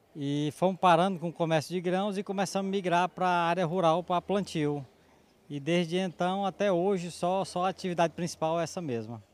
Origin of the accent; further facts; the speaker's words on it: Santa Luzia, Maranhão, Brazil; also born or lived in Bom Jesus das Selvas, Maranhão; nasci aqui na região de Santa Luzia, aqui próximo, acho que uns 170 quilômetros. Uhum. E já moramos aqui em Bom Jesus das Selvas há mais de 40.